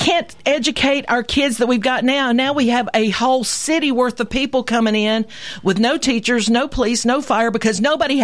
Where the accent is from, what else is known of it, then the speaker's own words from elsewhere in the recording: Columbia, Tennessee, United States; I love my hometown.